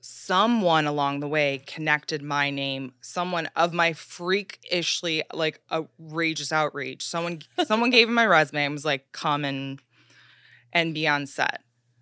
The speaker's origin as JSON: {"language": "English", "town": "Chicago", "region": "Illinois", "country": "United States", "said": "I came from Chicago like you, like I didn't really have an understanding of the media landscape"}